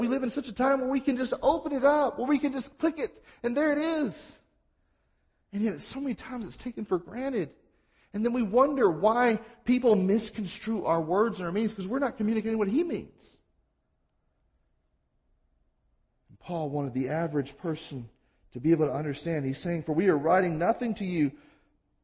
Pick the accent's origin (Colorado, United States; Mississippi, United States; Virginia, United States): Mississippi, United States; I'm from Mississippi.